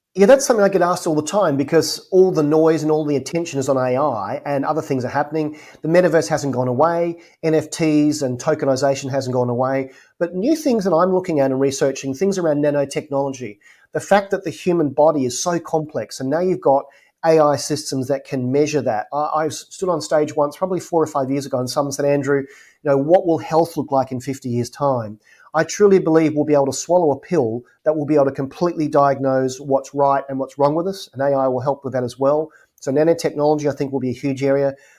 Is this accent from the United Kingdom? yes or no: no; Adelaide, South Australia, Australia; moved away; my hometown of Adelaide, Australia